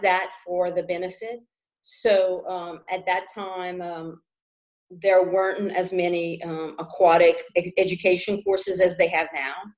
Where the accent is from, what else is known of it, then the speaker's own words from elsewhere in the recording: Kaplan, Louisiana, United States; also born or lived in Baton Rouge, Louisiana / Shreveport, Louisiana / Lafayette, Louisiana; I grew up in Vermilion Parish. Uh, from Kaplan, Louisiana